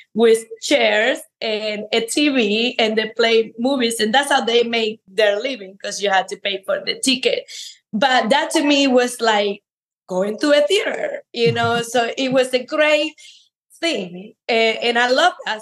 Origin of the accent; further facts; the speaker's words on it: Cuba; moved away as an adult; now in United States; I am an immigrant from Cuba